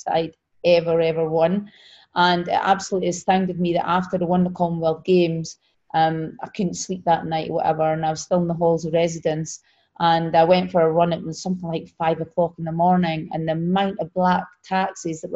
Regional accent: Scotland, United Kingdom; moved away; in Scotland, so in my home country

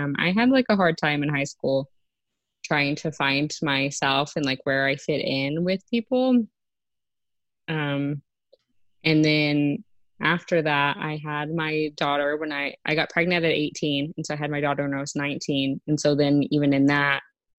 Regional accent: San Marcos, Texas, United States; moved away as an adult; also born or lived in Lubbock, Texas; now in Artesia, United States; I grew up in San Marcos, Texas, so Central Texas. I lived there until I was 13, and from there I moved to Lubbock

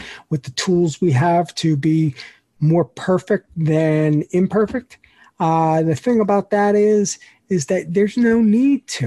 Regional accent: New York, United States; as a New Yorker

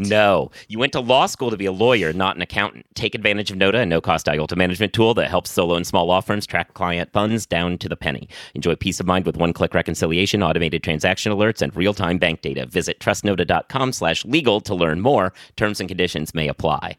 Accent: New York City, New York, United States; as a New Yorker

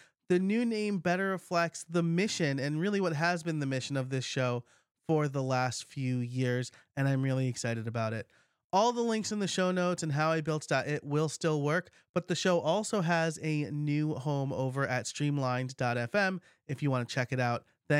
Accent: United States; I'm American Italian, and so I always want to say like Pampalone or something like that.

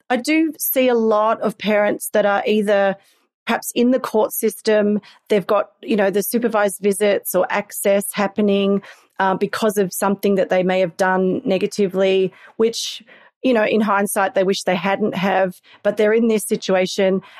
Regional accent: Australia; accent: Australian; I think I sound very very Australian, but to somebody who hasn't really heard the uh, accent, then it may sound English.

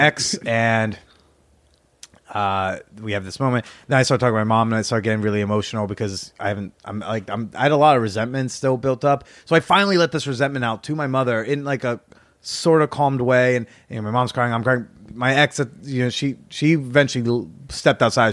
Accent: New Jersey, United States; moved away; my hometown in Jersey

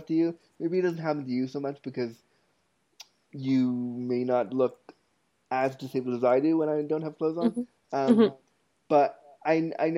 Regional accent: Toronto, Ontario, Canada; also born or lived in Ottawa, Canada; when I was 19, I moved from Toronto, from North York, Ontario, Canada, to Ottawa, Canada, my university town.

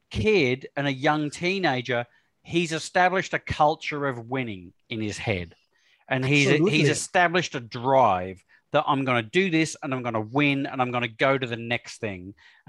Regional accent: Australia; We are Australian

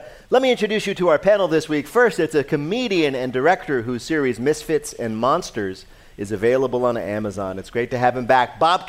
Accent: New Jersey, United States; I'm from Jersey.

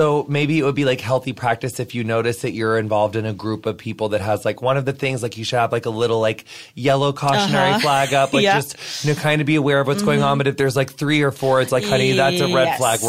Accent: St. Louis, Missouri, United States; moved away; I found this group in my hometown because I was like living in St. Louis at the time.

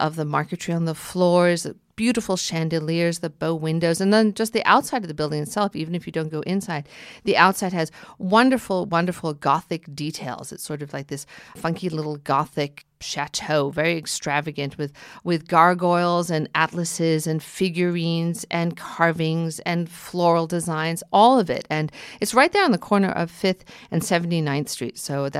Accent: New York City, New York, United States; now in New Jersey, United States; yes, I do live in New Jersey, but I'm a New Yorker.

